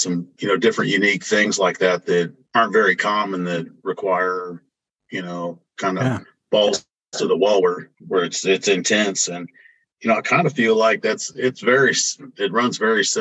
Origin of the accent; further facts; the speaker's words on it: Indianapolis, Indiana, United States; moved away as an adult; also born or lived in Florida; now in Oklahoma City, United States; I was born and raised in Indianapolis and spent some time in Florida